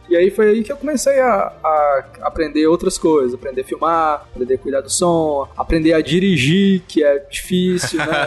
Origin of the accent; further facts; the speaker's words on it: interior of Ceará, Brazil; now in Fortaleza, Brazil; eu sou de Fortaleza, eu sou, eu moro em Fortaleza hoje, mas eu não sou de Fortaleza, eu, eu vim de uma cidade pequena, aqui do, do interior do Ceará